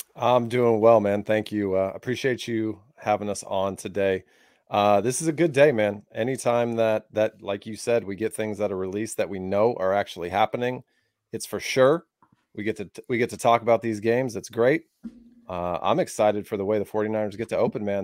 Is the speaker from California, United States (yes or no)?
yes; South Lake Tahoe, California, United States; the luxury or the pleasure of growing up in South Lake Tahoe.